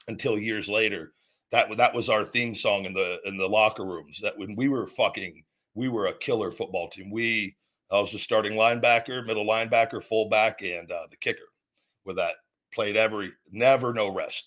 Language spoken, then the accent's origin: English; Las Vegas, Nevada, United States; moved away as an adult; also born or lived in McDonough, Georgia; I moved from Vegas to McDonough, Georgia, 23 years old for WWE, moved across country